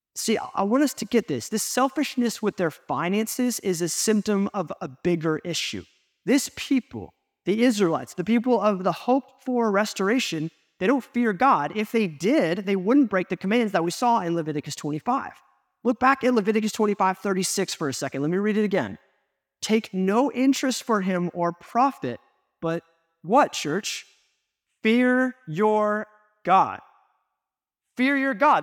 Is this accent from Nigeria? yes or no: no; United States; as an American, we live in this individualistic culture